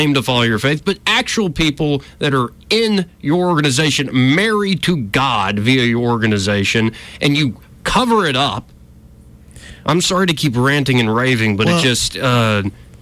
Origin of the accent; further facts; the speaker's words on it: Alabama, United States; I was raised in Alabama